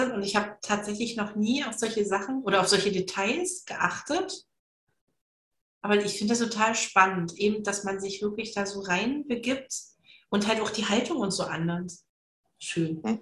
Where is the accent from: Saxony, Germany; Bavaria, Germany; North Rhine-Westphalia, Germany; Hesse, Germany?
Saxony, Germany; ich komme ja aus Sachsen und ähm, in der Ecke, wo wir aber herkommen, spricht man so, so wie ich halt so, relativ gut Hochdeutsch.